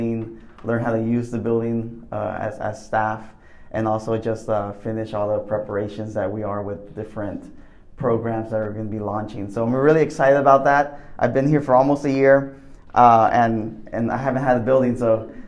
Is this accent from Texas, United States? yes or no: yes; McAllen, Texas, United States; moved away as an adult; now in Waco, United States; originally from McAllen, Texas